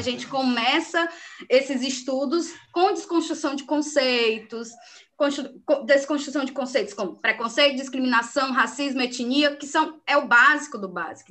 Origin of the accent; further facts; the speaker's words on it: Ceará, Brazil; Eu sou natural do Ceará